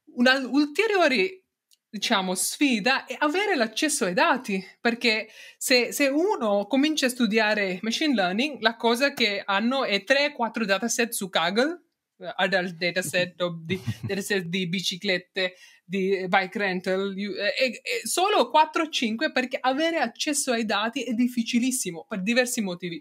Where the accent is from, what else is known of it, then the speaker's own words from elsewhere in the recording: India; Italian is a second language; moved away as an adult; also born or lived in Netherlands; now in Turin, Italy; sono nata in India, ho fatto mio, diciamo, i prim, primi anni di studio fino al mio triennale lì